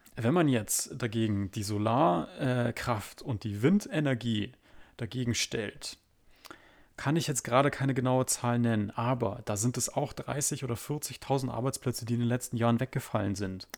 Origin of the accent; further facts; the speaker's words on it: Germany; wir Deutschen